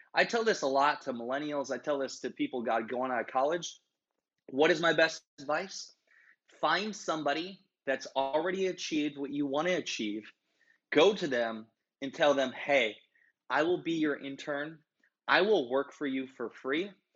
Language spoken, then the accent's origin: English; Iowa, United States; also born or lived in Minnesota; I'm from Iowa. Everybody likes a Midwestern Iowa boy